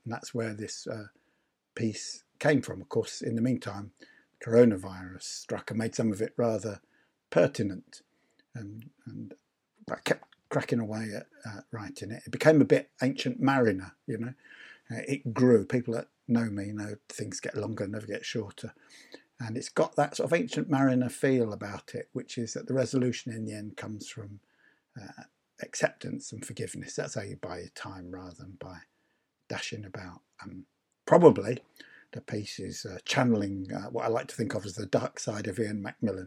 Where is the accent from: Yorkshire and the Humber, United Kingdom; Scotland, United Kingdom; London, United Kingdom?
London, United Kingdom; moved away; also born or lived in Yorkshire / Leeds; I was brought up in London. I lived most of my life in Yorkshire.